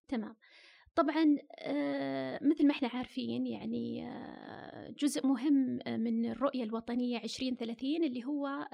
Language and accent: Arabic; Saudi Arabia; عندنا في السعودية